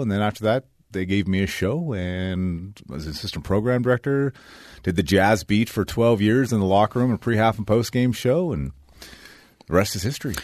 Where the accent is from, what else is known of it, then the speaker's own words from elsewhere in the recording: Aggie country, Utah, United States; I grew up in Aggie